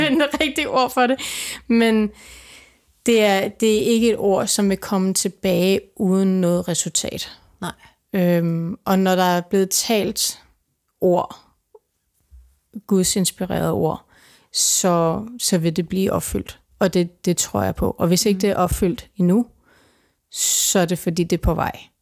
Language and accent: Danish; Denmark; jeg kommer fra Danmark